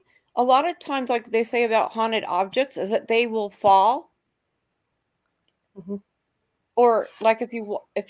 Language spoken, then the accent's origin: English; San Jose, California, United States; I grew up in San Jose